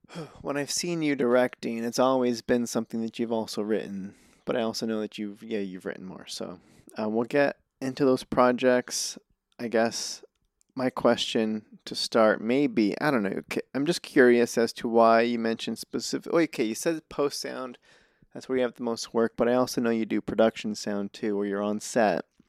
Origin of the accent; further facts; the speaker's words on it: Reno, Nevada, United States; now in Los Angeles, United States; I'm from Reno